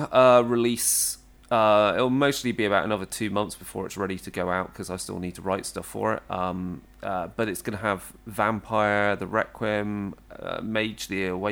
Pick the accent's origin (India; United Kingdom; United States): United Kingdom; Herefordshire, West Midlands; Deepest Darkest Herefordshire in the UK, so it's based on my hometown